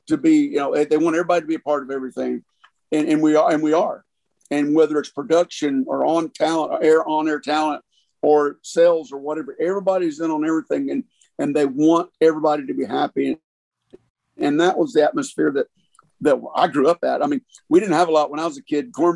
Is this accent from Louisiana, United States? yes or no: no; Hot Springs, Arkansas, United States; moved away as an adult; also born or lived in Austin / Little Rock / Dallas / Los Angeles; I grew up here in Hot Springs, fifth generation